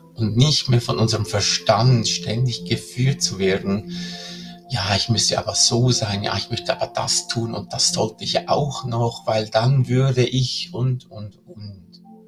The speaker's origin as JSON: {"language": "German", "country": "Switzerland", "said": "hier bei uns in der Schweiz"}